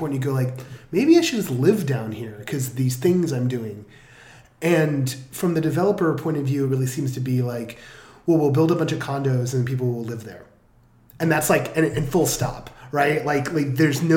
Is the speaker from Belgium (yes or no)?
no; Bay Area, California, United States; I'm from the Bay Area